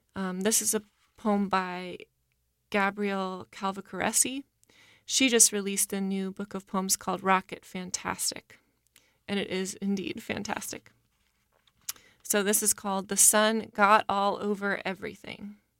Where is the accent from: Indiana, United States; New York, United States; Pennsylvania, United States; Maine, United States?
Maine, United States; Portland; moved away as an adult; now in New Orleans, United States; I'm originally from Portland, Maine. I've been living in New Orleans for seven years